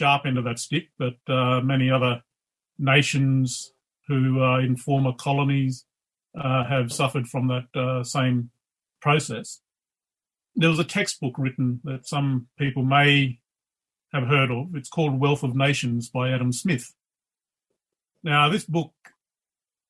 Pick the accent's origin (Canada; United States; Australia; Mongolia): Australia; Leonora, Western Australia; I'm over in my hometown of Leonora, which is north of Kalgoorlie